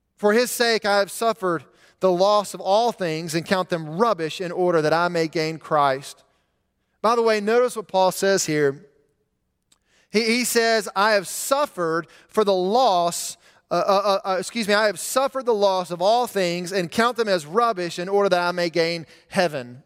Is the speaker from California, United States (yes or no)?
no; Montgomery, Alabama, United States; When I was a teenager growing up in Montgomery, I would take the same route to school